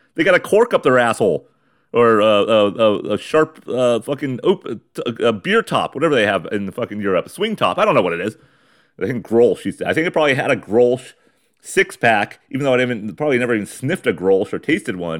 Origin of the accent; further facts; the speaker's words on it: Ramona, California, United States; in my hometown, in my garage of Ramona, California.